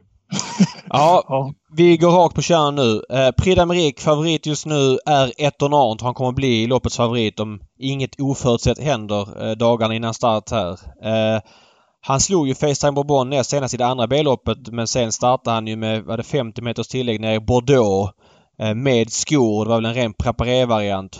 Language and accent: Swedish; Sweden; man som svensk